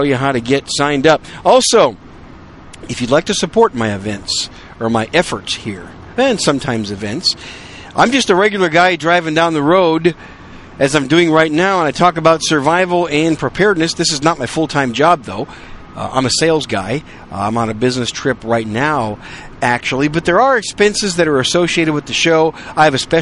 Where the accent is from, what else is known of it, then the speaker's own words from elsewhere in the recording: Wisconsin, United States; also born or lived in New York City, United States; now in San Antonio, United States; I was born in New York City. Raised most of my life in Wisconsin